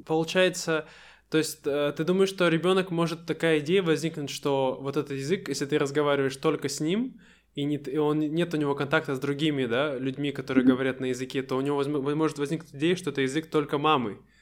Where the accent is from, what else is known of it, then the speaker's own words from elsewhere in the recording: Siberia, Russia; мы настоящие сибиряки, мы очень быстро говорим